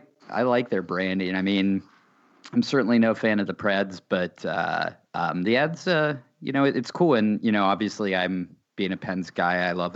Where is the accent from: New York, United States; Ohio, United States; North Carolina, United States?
Ohio, United States; also born or lived in Pittsburgh; So I was born in Pittsburgh, but my family moved to Ohio when I was pretty young. I think I was like three. So I only spent about 3 years in Pittsburgh.